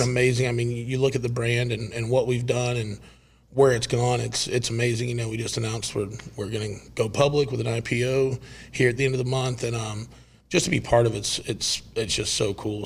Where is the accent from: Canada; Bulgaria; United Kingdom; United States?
United States; Lakeland, Florida; I'm from Lakeland, Florida